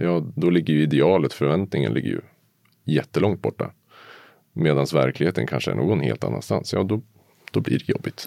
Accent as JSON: {"language": "Swedish", "town": "Uppsala", "region": "Uppsala County", "country": "Sweden", "said": "Jag kommer från Uppsala idag. Mm. Ja, och ursprungligen också"}